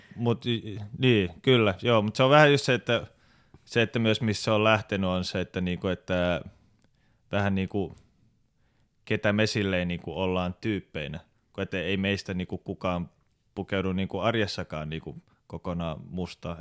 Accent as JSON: {"language": "Finnish", "town": "Helsinki", "region": "Uusimaa", "country": "Finland", "moved": "as an adult", "lives_now": "Turku, Finland", "said": "mä oon alun perin Helsingistä. Mä muutin 2012 Turkuun"}